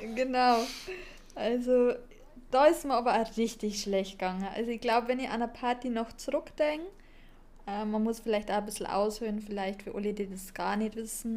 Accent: Bavaria, Germany; ich komme da aus Bayern

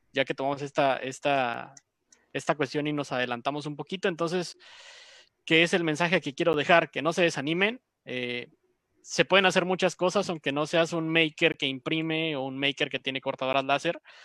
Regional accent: Mexico; nosotros como mexicanos

